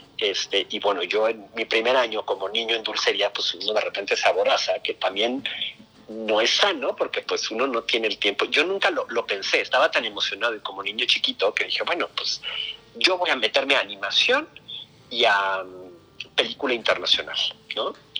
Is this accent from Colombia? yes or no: no; Mexico; por, ser latino, por ser mexicano